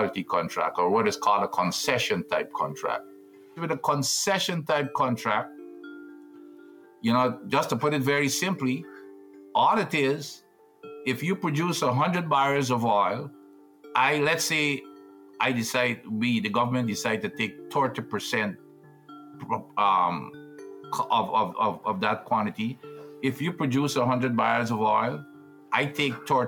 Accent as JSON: {"language": "English", "country": "Guyana", "tie": "born or raised there", "also_born_or_lived": "United States", "moved": "as an adult", "said": "I'm originally from Guyana. As a teenager, I represented Guyana at cricket. I was in the fourth class of engineers, graduating from the University of Guyana, and then I migrated"}